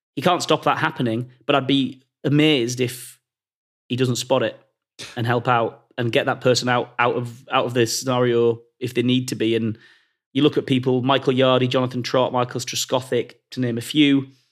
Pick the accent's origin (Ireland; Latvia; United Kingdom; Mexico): United Kingdom; Carlisle, North West England; I'm from Carlisle